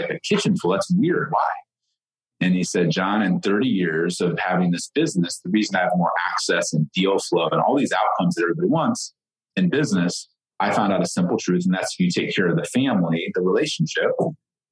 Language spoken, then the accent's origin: English; Ohio, United States; I grew up in the Midwest. I didn't grow up with, you know, knowing what a referral was or what an entrepreneur was, or like I grew up milking goats every morning in Ohio on a farm